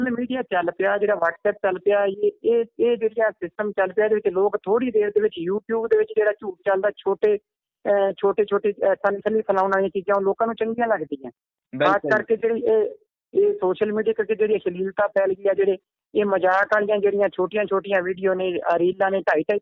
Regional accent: village near Fazilka, Punjab, India; accent: Bagri; ਮੇਰਾ ਜਿਹੜਾ ਖੇਤਰ ਹੈ ਇਹ ਫਾਜ਼ਿਲਕਾ ਏਰੀਆ ਸਾਡਾ ਫਾਜ਼ਿਲਕਾ ਦੇ ਨਾਲ ਮੇਰਾ ਪਿੰਡ ਹੈ ਕੁਹੀ

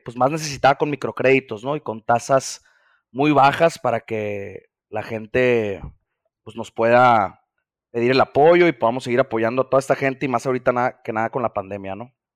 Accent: Mazatlán, Sinaloa, Mexico; also born or lived in Mexico City; Yo soy nacido en la Ciudad de México, pero me fui a vivir desde antes de cumplir el año. Creo que nomás me tuvieron en cuna ya, a Mazatlán, entonces orgullosamente mazatleco aquí como mis amigos

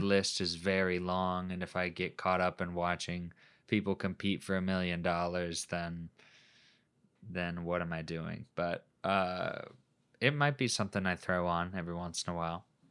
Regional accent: Midwest, United States; we came from the Midwest

